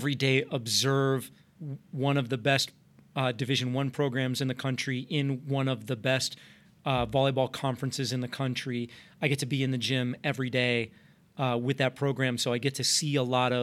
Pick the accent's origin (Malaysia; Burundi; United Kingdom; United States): United States; Arizona; moved away; I grew up in Arizona, went to the University of Arizona